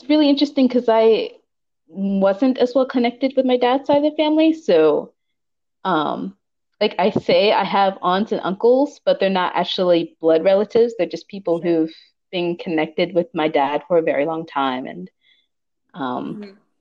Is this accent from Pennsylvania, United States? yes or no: yes; Pittsburgh, Pennsylvania, United States; now in Los Angeles, United States; I'm originally from Pittsburgh, Pennsylvania